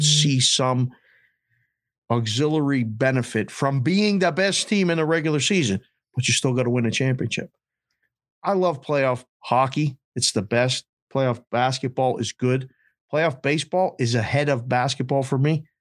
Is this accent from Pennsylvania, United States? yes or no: yes; Pittsburgh, Pennsylvania, United States; moved away as an adult; also born or lived in Curacao / Phoenix; I'm a kid from Pittsburgh